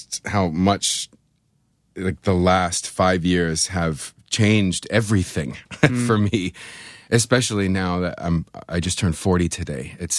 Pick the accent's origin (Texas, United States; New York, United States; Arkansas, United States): New York, United States; Buffalo; I'm from Buffalo. I have black snow running through my veins. You know, I'm used to 8 month winters.